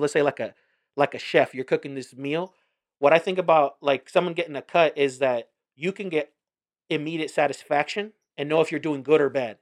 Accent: New York, United States; I was born in New York

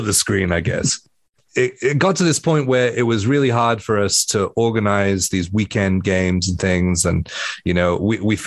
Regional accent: Wales, United Kingdom; I grew up in Wales. We have a giant red dragon on our flag

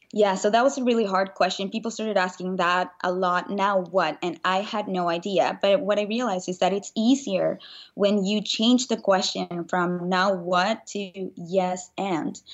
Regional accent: Venezuela; moved away as an adult; now in United States; I grew up in Venezuela, and when I was nineteen, I moved

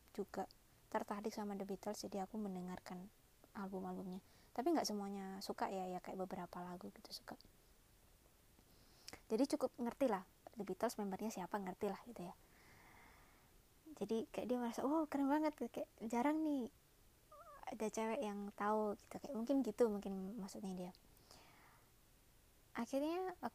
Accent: Malang, East Java, Indonesia; uh, kebetulan aku orang Malang ya dia tanya eh emang kalau orang Malang itu ngomongnya suka dibalik-balik ya

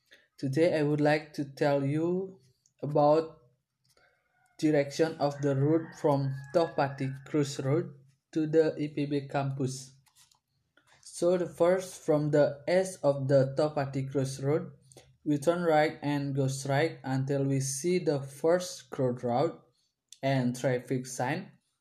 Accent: Gianyar, Bali, Indonesia; English is a second language; I am 20 years old. I'm come from Gianyar and I live in Kedisan Village, Tegalalang District.

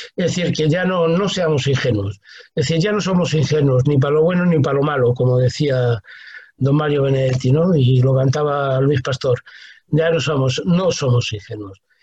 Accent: Spain; moved away as an adult; also born or lived in Cuba; yo, que soy castellano, eh, eh, mesetario, mucho frío en invierno y mucho calor en verano

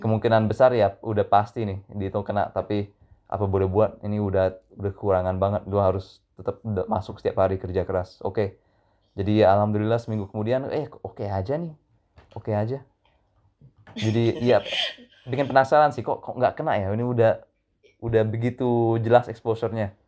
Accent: London, United Kingdom; also born or lived in Indonesia; saya lahir di Indonesia waktu uh, tapi udah di London sejak umur setahun uh, karena pindah bareng keluarga ya sejak itu saya SD SMP SMA di London total

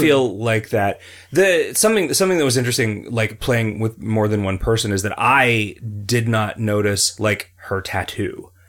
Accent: United States; I am an American

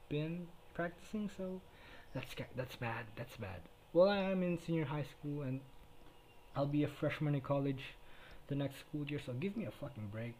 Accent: Philippines; first language Tagalog; English is a second language; everybody here speaks Filipino, everybody here speaks Tagalog, so yeah, I speak in fucking in my native tongue

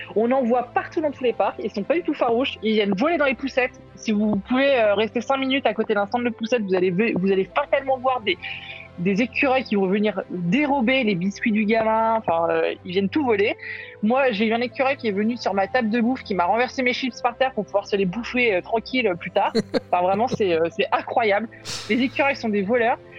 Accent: France; on est français

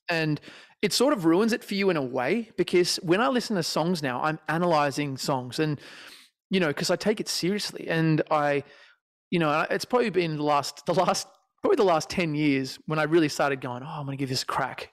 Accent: Australia; I'm Australian

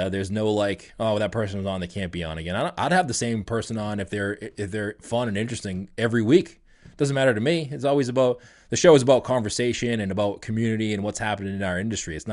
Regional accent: Detroit, Michigan, United States; now in Texas, United States; we grew up with that in Detroit.

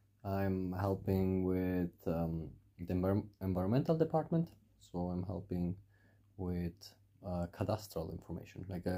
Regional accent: Switzerland; also born or lived in Italy; now in Reykjavik, Iceland; I'm originally from Switzerland and Italy. And I'm just 30 years old now.

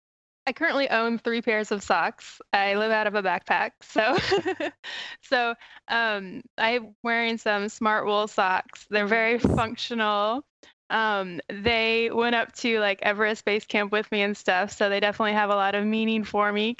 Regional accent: Missouri, United States; moved away; also born or lived in New York; my home state, which is Missouri

